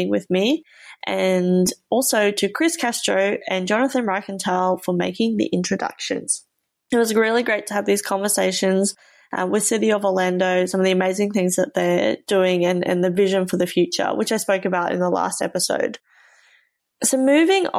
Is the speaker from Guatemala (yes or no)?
no; Australia